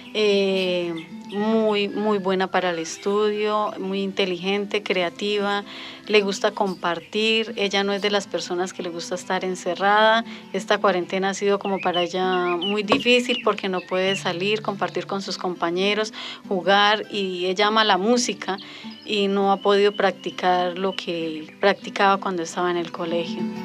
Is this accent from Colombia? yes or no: yes; Charalá, Santander, Colombia; llevamos 12 años viviendo en el municipio de Charalá